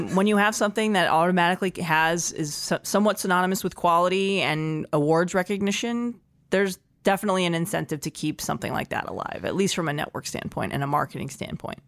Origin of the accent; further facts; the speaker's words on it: Los Angeles, California, United States; my hometown